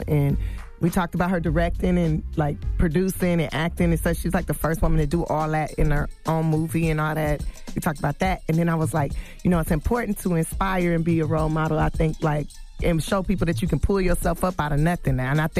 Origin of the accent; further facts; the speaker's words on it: Los Angeles, California, United States; I'm from South Central, like, and we start comparing our hoods